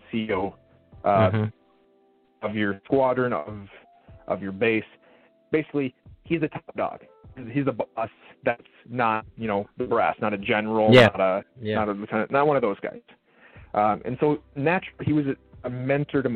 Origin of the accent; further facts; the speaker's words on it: Minnesota, United States; I grew up in Minnesota